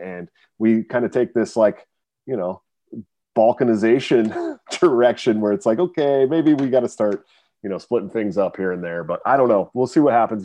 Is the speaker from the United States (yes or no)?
yes; Bay Area, California, United States; also born or lived in Oregon; now in Iowa, United States; I'm from the Bay Area, uh, you know, but I, but I, I lived in Oregon for a long time